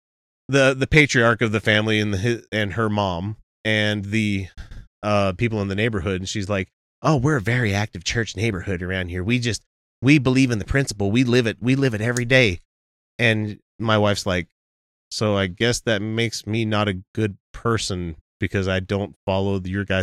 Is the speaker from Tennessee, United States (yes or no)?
no; Utah, United States; we're from Utah.